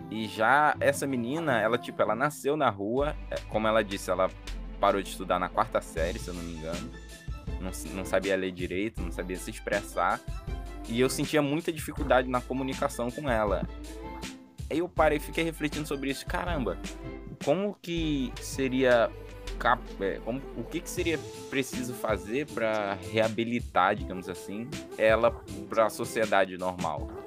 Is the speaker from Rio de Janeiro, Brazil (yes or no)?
yes; Rio de Janeiro, Brazil; now in Natal, Brazil; É, senti muito isso quando eu cheguei aqui em Natal, que eu vim do Rio e, tipo, é, 10 anos atrás, que eu tô aqui há 10 anos